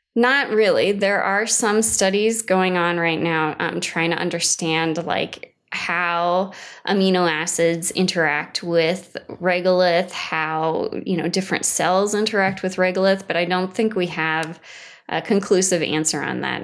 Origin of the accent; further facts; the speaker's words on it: Washington, United States; moved away; I'm from Washington State originally